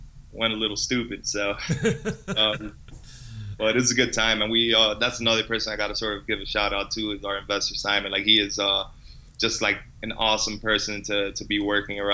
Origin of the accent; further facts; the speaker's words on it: Miami, Florida, United States; moved away as an adult; also born or lived in Boston; now in Montreal, Canada; I'm from Miami